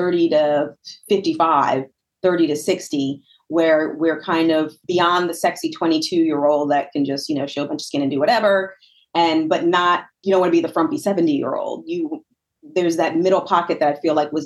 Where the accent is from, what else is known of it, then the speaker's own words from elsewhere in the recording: Northern New Jersey, United States; moved away as an adult; also born or lived in Virginia; now in Pittsburgh, United States; I am not born and raised in Pittsburgh. I'm actually from Northern New Jersey